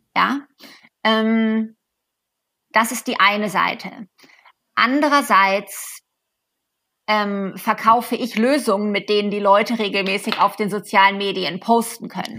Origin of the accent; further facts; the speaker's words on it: Germany; moved away as an adult; now in United States; ich selber bin aus Deutschland